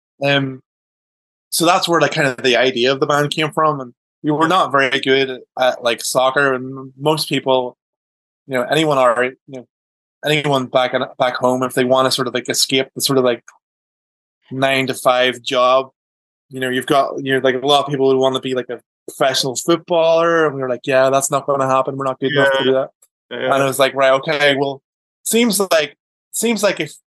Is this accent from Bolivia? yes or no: no; Downpatrick, Northern Ireland, United Kingdom; we grew up in Northern Ireland, and my dad moved jobs. So he moved from, like, one town, like one village to, like, another town, Downpatrick